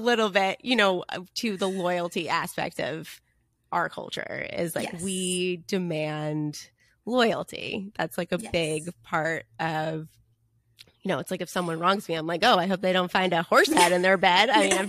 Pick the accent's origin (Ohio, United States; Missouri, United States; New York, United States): New York, United States; Long Island; now in New Canaan, United States; when I first moved to New Canaan, I was coming from Long Island, where there were a fair amount of Italians